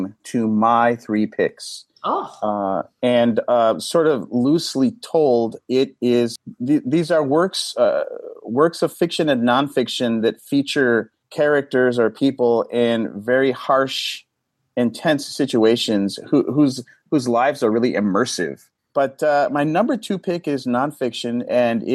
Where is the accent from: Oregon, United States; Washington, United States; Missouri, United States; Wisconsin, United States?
Wisconsin, United States; Milwaukee; Milwaukee, my hometown